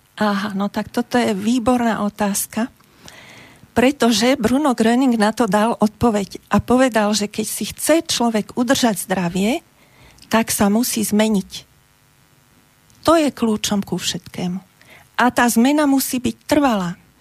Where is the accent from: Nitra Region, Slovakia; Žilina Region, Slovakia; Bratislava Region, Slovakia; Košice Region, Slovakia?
Bratislava Region, Slovakia; Bratislava; ja som z Bratislavy